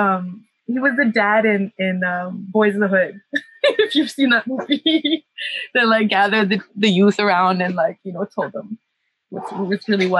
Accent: Cape Town, Western Cape, South Africa; like the places that I grew up in Cape Town were not so safe.

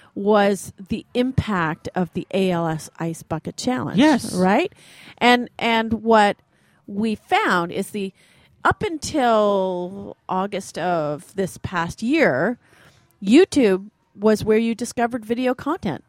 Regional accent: Ottawa, Ontario, Canada; I grew up in Ottawa

